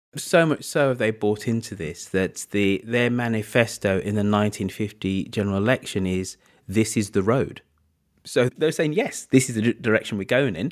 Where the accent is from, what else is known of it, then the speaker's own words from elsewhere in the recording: Birmingham, West Midlands, United Kingdom; as a Brummie